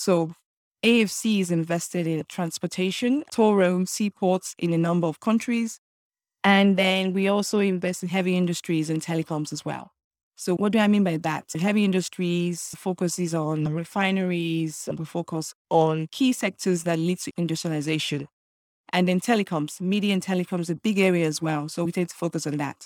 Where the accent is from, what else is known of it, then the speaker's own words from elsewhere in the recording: Nigeria; moved away as an adult; also born or lived in United Kingdom; now in Lagos, Nigeria; I grew up in Nigeria and then moved to the United Kingdom for further education